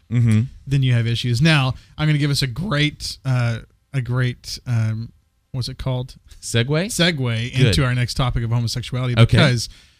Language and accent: English; Texas, United States; moved away; also born or lived in Wilmore, Kentucky / Santa Fe, New Mexico; I grew up in Texas